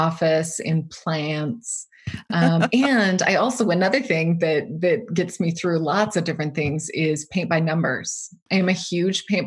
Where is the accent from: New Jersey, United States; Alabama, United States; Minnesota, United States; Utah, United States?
Utah, United States; I was born and raised in Utah.